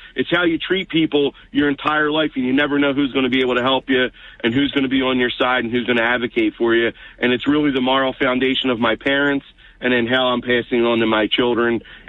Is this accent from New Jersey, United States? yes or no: yes; Brigantine, New Jersey, United States; also born or lived in Egg Harbor Township, New Jersey; being from here and growing up in Brigantine, raising my kids in Ebsiken